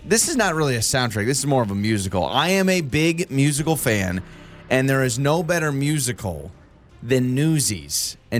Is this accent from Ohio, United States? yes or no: no; Idaho, United States; Well, I'm like, no, sorry. Born and raised Idahoan.